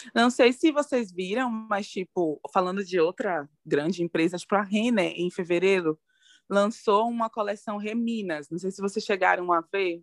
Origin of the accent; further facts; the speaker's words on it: Salvador, Bahia, Brazil; eu sou de Salvador, na Bahia